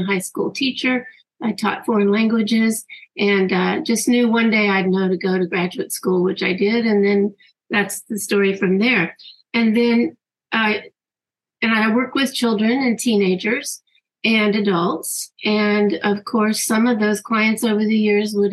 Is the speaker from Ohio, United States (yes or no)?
no; Jacksonville, Florida, United States; also born or lived in San Diego, California; Jacksonville, Florida, where I grew up